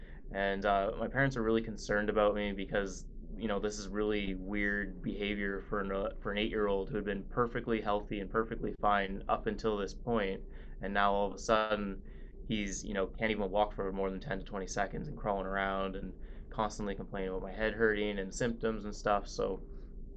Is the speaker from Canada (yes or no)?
yes; Vancouver, British Columbia, Canada; I grew up in Vancouver, Canada